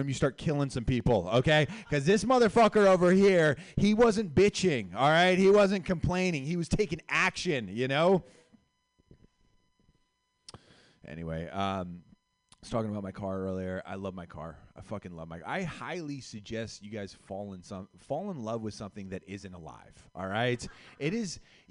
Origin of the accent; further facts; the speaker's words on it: Los Gatos, California, United States; I grew up in Los Gatos